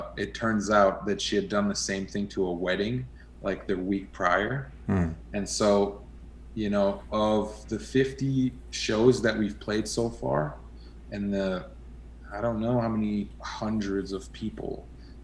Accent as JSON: {"language": "English", "town": "Montreal", "region": "Quebec", "country": "Canada", "also_born_or_lived": "Western Canada", "moved": "yes", "said": "I'm originally from Quebec, from Montreal. And then I came out west"}